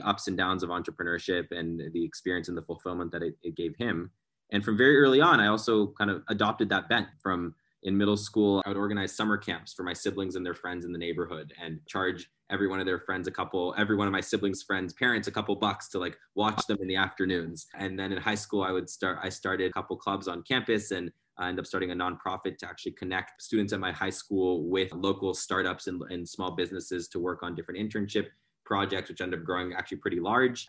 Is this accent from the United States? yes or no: yes; San Francisco Bay Area, California, United States; I grew up in the San Francisco Bay Area